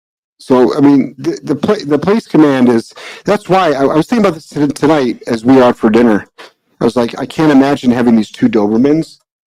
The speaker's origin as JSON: {"language": "English", "region": "Midwest", "country": "United States", "accent": "Midwestern", "said": "I don't have a New England accent. If anything, people are like, you have a Midwestern accent. It's like, yeah, because I'm from the Midwest."}